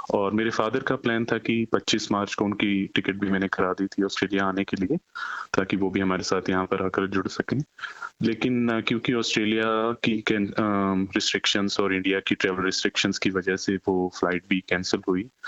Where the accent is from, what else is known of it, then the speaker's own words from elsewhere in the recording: Rohtak, Haryana, India; moved away as an adult; now in Australia; भारत में हम हरियाणा रोहतक से बिलोंग करते हैं